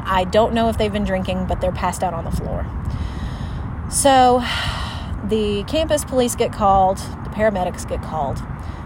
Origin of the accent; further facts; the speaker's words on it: the South, United States; raised in the South